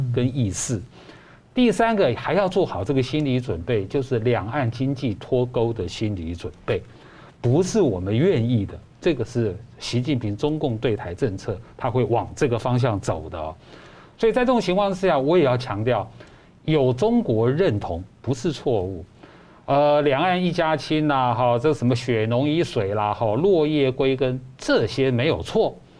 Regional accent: Taiwan; 我们台湾人民

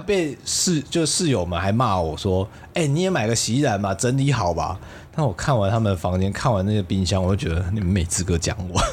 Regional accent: Kaohsiung, Taiwan; moved away; also born or lived in Tainan; 身为高雄人的话，我真的算耐热

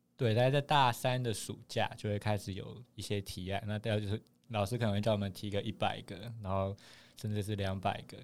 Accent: Taipei, Taiwan; 我是台北人啊

